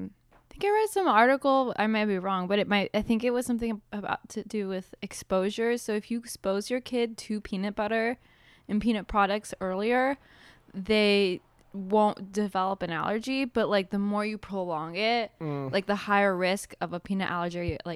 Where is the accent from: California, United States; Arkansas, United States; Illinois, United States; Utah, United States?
California, United States; 'cause I grew up in Southern California, you grew up in Ohio.